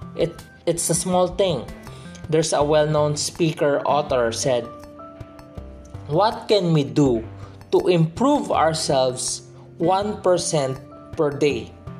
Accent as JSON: {"language": "English", "country": "Philippines", "said": "I'm from the Philippines"}